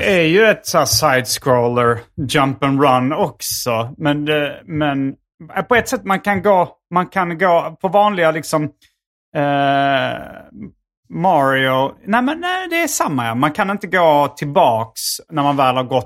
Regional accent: Hjärup, Skåne, Sweden; i Hjärup där jag växte upp

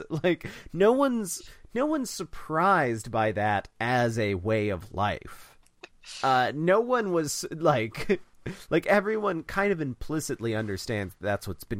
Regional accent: Kentucky, United States; Well, I mean, I'm from Kentucky, so I'm not...

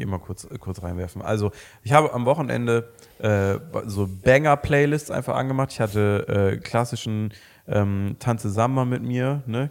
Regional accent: Mönchengladbach, North Rhine-Westphalia, Germany; wir kommen beide aus Mönchengladbach

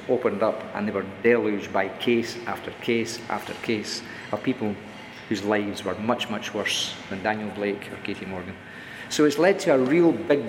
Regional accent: Scotland, United Kingdom; I'm Scottish

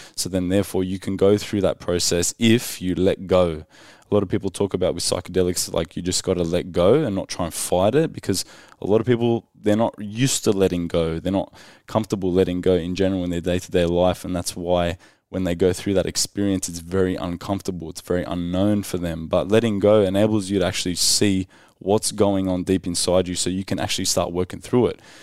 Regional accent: Sydney, New South Wales, Australia; I came from Western Sydney

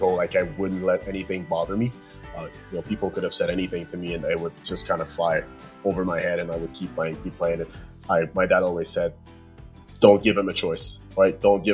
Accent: La Prairie, Quebec, Canada; my hometown in La Prairie in Montreal, close to Montreal there.

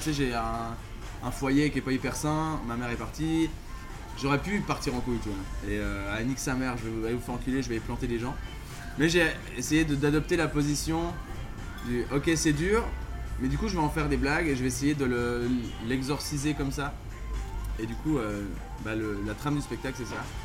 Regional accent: Villeneuve, Vaud, Switzerland; Villeneuve où j'ai grandi en Suisse

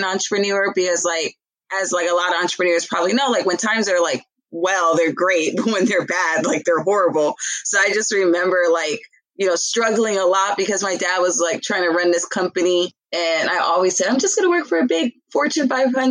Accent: Los Angeles, California, United States; moved away as an adult; also born or lived in Philadelphia; I'm from South Central LA. I actually moved to Philly when I was like 22, 23.

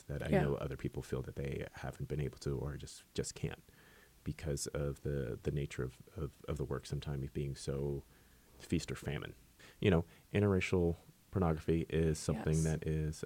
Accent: San Francisco, California, United States; growing up in San Francisco

